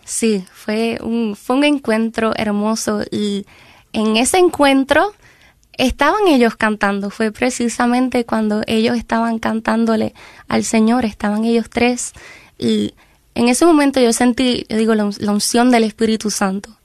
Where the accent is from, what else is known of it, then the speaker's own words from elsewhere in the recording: Ciales, Puerto Rico; Somos del pueblo de Ciales, Ciales, Puerto Rico, queda exactamente en el centro de la isla.